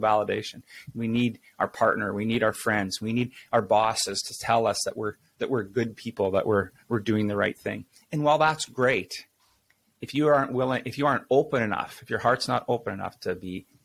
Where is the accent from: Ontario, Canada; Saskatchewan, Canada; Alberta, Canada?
Saskatchewan, Canada; now in Winnipeg, Canada; I grew up in real small towns, Saskatchewan. It's a prairie province here in Canada. I'm living in Winnipeg now